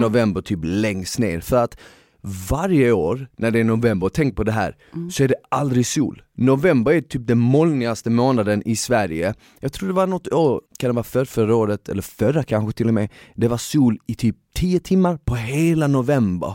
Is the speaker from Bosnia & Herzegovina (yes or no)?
yes; Bosnia & Herzegovina; moved away; jag är född i Bosnien